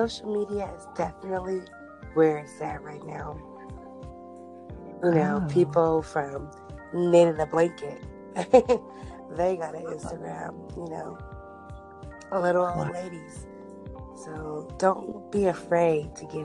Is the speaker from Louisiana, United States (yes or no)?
no; Bay Area, California, United States; I'm actually from the Bay Area, California.